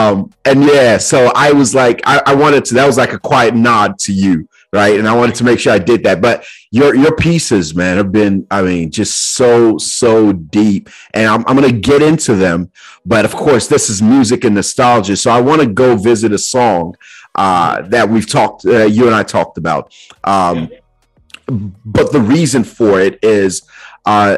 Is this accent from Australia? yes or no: no; Nigeria; now in United States; growing up in Nigeria and then coming here to the States as well